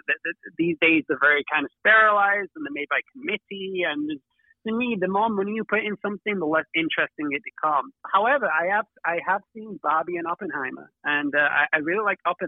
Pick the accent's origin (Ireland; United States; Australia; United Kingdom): United Kingdom; Manchester, North West England; I'm from Manchester